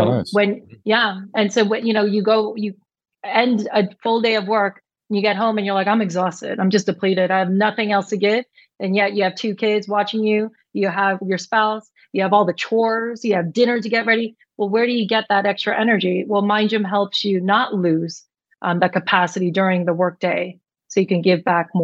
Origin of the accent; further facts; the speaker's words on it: New York, United States; I was born and raised in New York